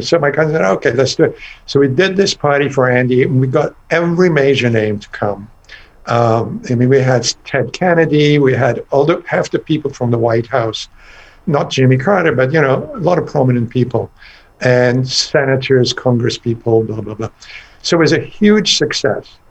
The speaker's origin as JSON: {"language": "English", "country": "Iran", "tie": "born or raised there", "also_born_or_lived": "England", "moved": "yes", "lives_now": "United States", "said": "growing up in Iran in a very conservative environment, you know, back in the 50s"}